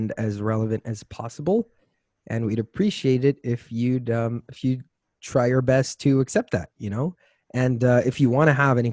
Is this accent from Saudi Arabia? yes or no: yes; Saudi Arabia; moved away as an adult; also born or lived in Florida, United States; now in Boulder, United States; So I was raised in the U.S. since I was 4 years old till I was about 9. I lived in Florida, and then I came back to Saudi, and then I lived there for the rest of my life